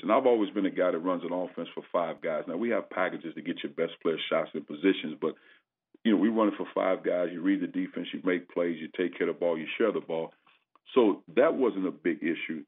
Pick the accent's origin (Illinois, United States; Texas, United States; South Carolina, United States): Illinois, United States; East St. Louis; moved away as an adult; also born or lived in Indiana / Tennessee / California; now in Missouri, United States; growing up in East St. Louis, uh, I played for the legendary, you know, Benny Lewis